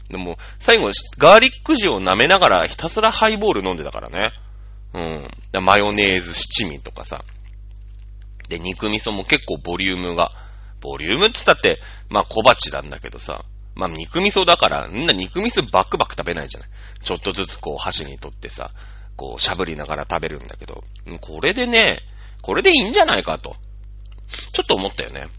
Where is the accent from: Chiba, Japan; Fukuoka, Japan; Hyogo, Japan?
Chiba, Japan; Matsudo; 僕は千葉県の人間だから、千葉県北西部かな？うん、の人間なんだけれども、松戸市だから。